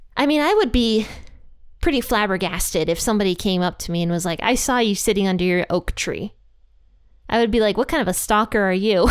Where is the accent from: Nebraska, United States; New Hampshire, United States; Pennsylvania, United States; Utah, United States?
Pennsylvania, United States; now in Ohio, United States; I was raised in Pennsylvania